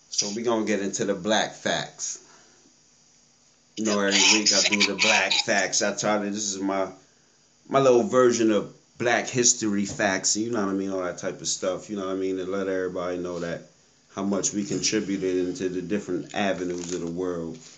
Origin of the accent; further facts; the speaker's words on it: Harrisburg, Pennsylvania, United States; You listen, I'm from Harrisburg